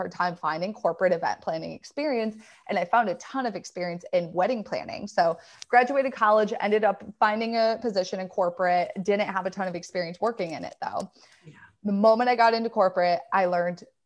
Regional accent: Michigan, United States; I lived in Michigan, born and raised in Michigan

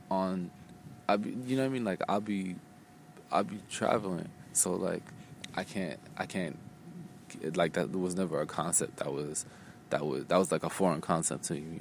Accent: Phoenix, Arizona, United States; I just moved a lot growing up. Um, and I grew up, I grew up out here in Phoenix, Arizona like since I, since like my adolescence and shit.

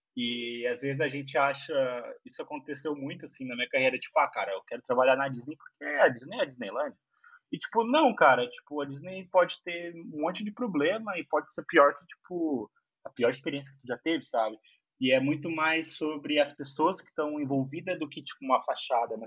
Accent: Cachoeirinha, Rio Grande do Sul, Brazil; moved away as an adult; also born or lived in Porto Alegre; now in São Paulo, Brazil; Nasci em Porto Alegre, mas eu morei a minha vida inteira em Cachoeirinha

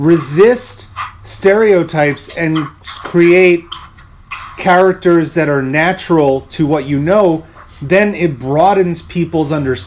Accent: New York City, New York, United States; And I grew up in New York City.

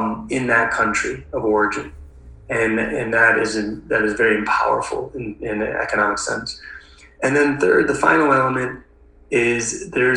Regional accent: Milwaukee, Wisconsin, United States; I grew up in Wisconsin. I grew up in Milwaukee, Wisconsin

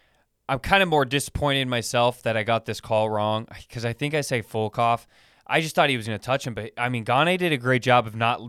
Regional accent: Sacramento, California, United States; This guy, he fights out of my hometown, Sacramento, Andre Feely.

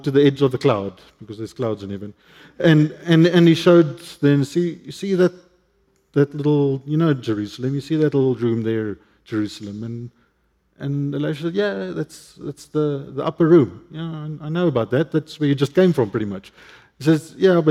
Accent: Cape Town, Western Cape, South Africa; English is a second language; I grew up in Cape Town, northern suburbs of Cape Town

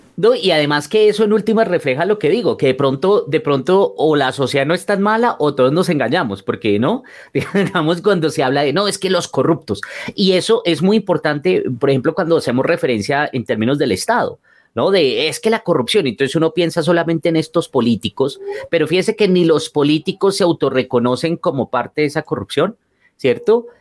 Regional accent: Colombia

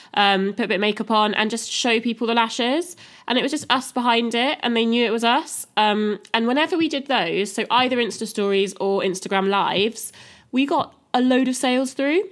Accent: Wiltshire, South West England, United Kingdom; also born or lived in Cardiff; now in Newport, United Kingdom; I'm from Wiltshire, moved to Cardiff, um, live in Newport now

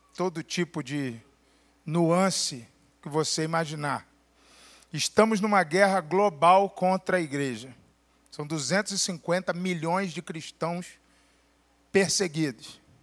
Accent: Brazil; no lugar de onde eu venho, a gente só faz isso aí depois que a gente fez um barraco no SUS, no telefone, a gente liga para a Unimed

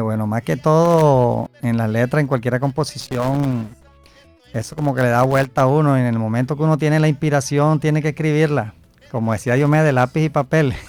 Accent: Barranquilla, Atlántico, Colombia; also born or lived in Plato, Magdalena; yo desde muy niño estoy acá en, en Ciudad Modesto prácticamente y ya tengo treinta y cinco años

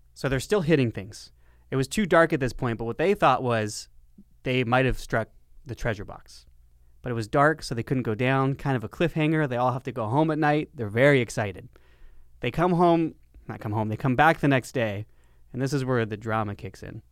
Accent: Lancaster, California, United States; my hometown of Lancaster, California

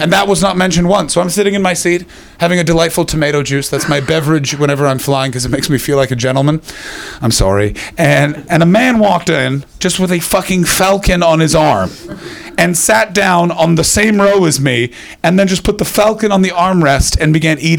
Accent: Canada; moved away; I'm from Canada

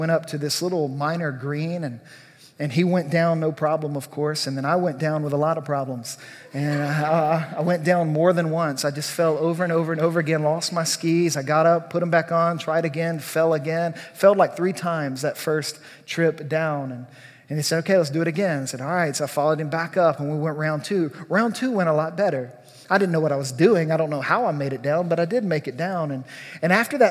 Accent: Louisiana, United States; I grew up in Louisiana.

